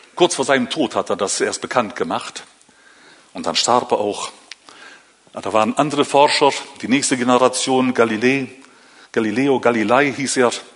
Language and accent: German; Northern Germany, Germany; moved away as an adult; now in Switzerland; aufgewachsen in Norddeutschland